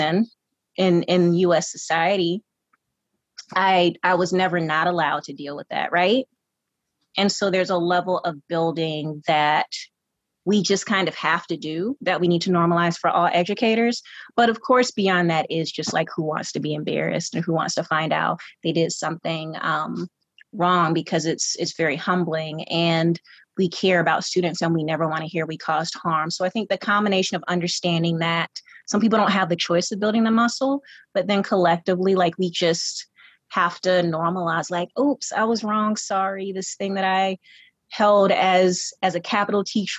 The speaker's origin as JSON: {"language": "English", "town": "Atlanta", "region": "Georgia", "country": "United States", "tie": "born or raised there", "said": "I grew up in Atlanta, and I grew up in the southwest suburbs of Atlanta"}